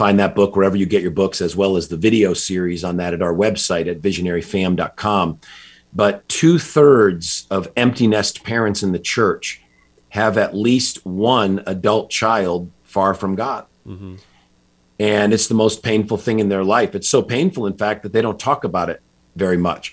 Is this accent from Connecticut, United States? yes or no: yes; just outside Hartford, Connecticut, United States; I grew up in Connecticut, just outside Hartford